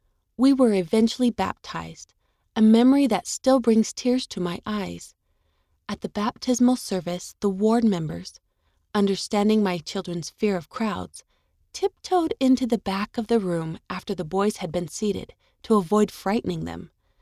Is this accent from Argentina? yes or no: no; Japan; In my home country of Japan, 98% of the population is Japanese.